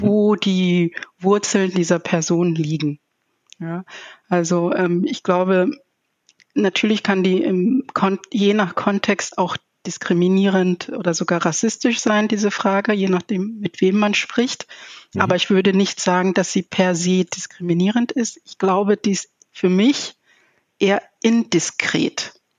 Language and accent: German; Zambia; now in Germany; ich komme aus Sambia